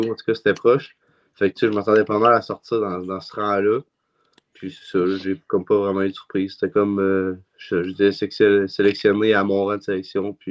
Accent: Val-d'Or, Quebec, Canada; euh, euh, je viens de Val d'Or, je suis numéro 94 et foreur

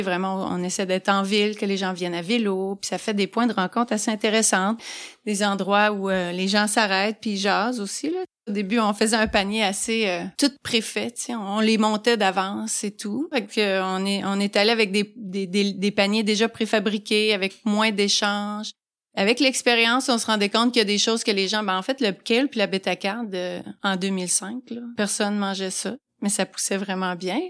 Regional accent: Abitibi, Quebec, Canada; also born or lived in Montreal; now in Carleton-sur-Mer, Canada; je suis native de la BTB d'un petit village, un tout petit village.

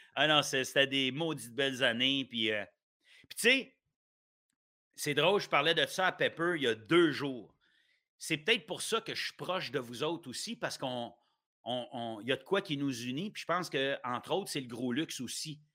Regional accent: Ottawa, Ontario, Canada; also born or lived in Gatineau, Quebec / Sainte-Agathe-des-Monts, Quebec; je restais au Québec avant. Tu les dix premières années de ma vie, j'étais à, Gatineau puis à saint agathe des monts et Laurentides tout le monde pense que je, suis ontarien depuis. Parce que moi, je suis né à Ottawa.

